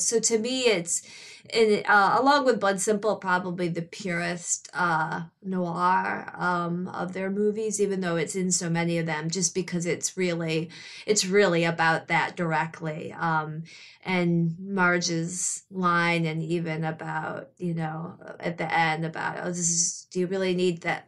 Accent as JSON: {"language": "English", "town": "Grosse Pointe", "region": "Michigan", "country": "United States", "also_born_or_lived": "New York", "moved": "as an adult", "said": "I'm from the Detroit area in Michigan"}